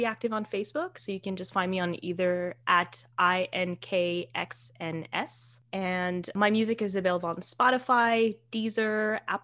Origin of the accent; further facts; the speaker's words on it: Canada; I am Canadian